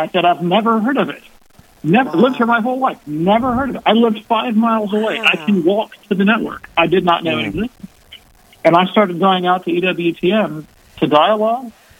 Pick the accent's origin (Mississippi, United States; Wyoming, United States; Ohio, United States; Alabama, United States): Alabama, United States; Birmingham; I moved back to my hometown of Birmingham, Alabama.